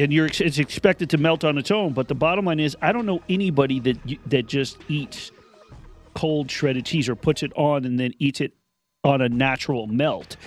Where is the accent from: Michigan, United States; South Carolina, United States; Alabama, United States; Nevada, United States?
Nevada, United States; Las Vegas; I grew up in Las Vegas